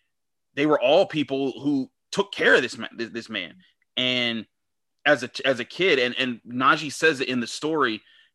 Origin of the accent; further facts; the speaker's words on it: Pittsburgh, Pennsylvania, United States; I grew up in Homewood. So like I saw it here in Pittsburgh